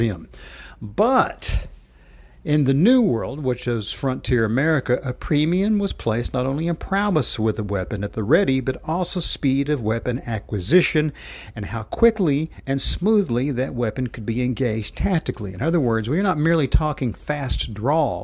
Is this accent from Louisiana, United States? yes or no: no; Knoxville, Tennessee, United States; my hometown of, uh, Knoxville